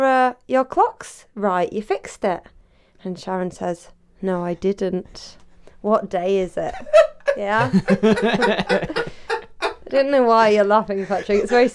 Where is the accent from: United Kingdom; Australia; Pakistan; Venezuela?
United Kingdom; We're British.